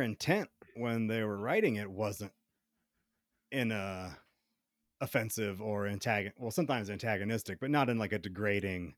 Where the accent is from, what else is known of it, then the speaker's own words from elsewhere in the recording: the South, United States; now in Colorado, United States; I was in the South